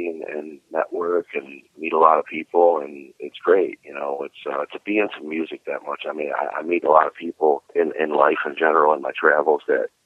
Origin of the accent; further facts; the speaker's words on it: Cleveland, Ohio, United States; moved away as an adult; now in Florida, United States; I was born and raised in Cleveland.